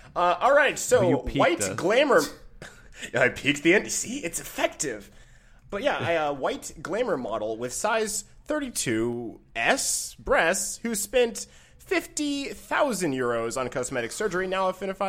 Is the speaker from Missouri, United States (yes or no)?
no; Michigan, United States; I'm from Michigan.